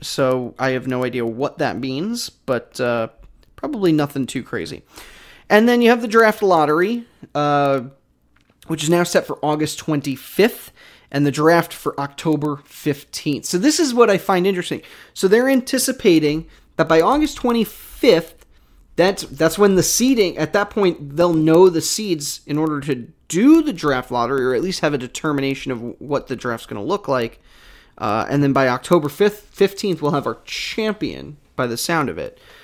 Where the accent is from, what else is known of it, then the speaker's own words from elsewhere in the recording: New York, United States; now in Philadelphia, United States; I'm from New York